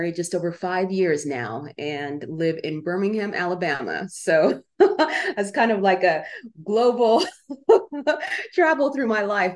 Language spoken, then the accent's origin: English; Uganda; moved away; I was born in Uganda during the days of Idi Amin